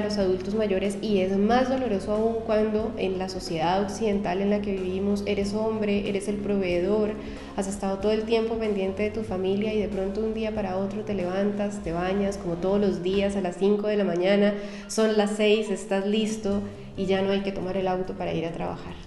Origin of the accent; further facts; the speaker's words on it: Cali, Valle del Cauca, Colombia; moved away as an adult; also born or lived in Bogotá, Colombia; now in Chile; soy colombiana de, de, origen, nací en Cali, que es una ciudad que queda en el occidente de Colombia